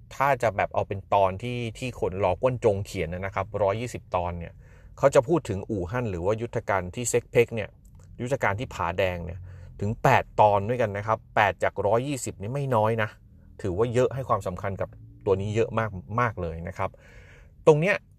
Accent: Thailand

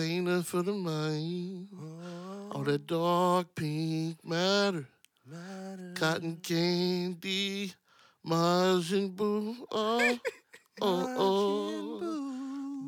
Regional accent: Wichita, Kansas, United States; I'm from Wichita

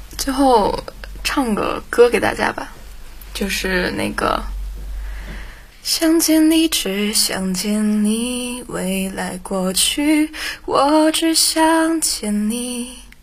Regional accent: Xinjiang, China; 我是一个新疆人，所以前后鼻音不分

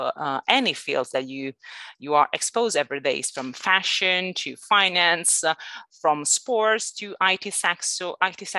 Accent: Italy; accent: Italian; English is a second language; moved away as an adult; also born or lived in Northern Ireland / Malaysia / London; now in Barcelona, Spain; I'm Italian originally. Sorry, you might actually get that from my accent.

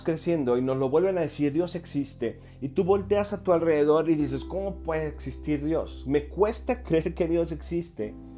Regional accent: Mexico; yo soy mexicano

